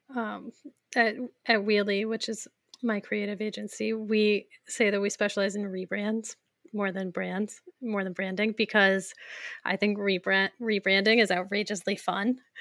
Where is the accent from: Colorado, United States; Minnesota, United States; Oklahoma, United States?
Colorado, United States; Fort Collins; I grew up in Fort Collins